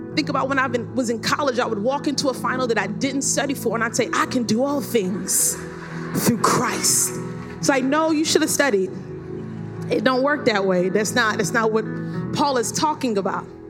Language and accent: English; New York City, New York, United States; I grew up in Brooklyn, New York, had the finest education